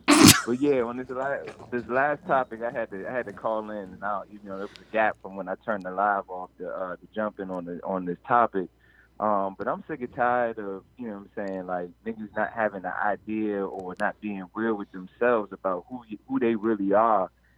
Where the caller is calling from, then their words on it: Takoma Park, Maryland, United States; I'm calling from Tacoma Park.